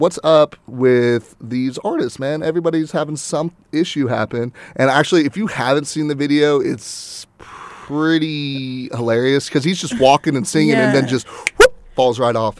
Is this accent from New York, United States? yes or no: no; Houston, Texas, United States; I'm from Houston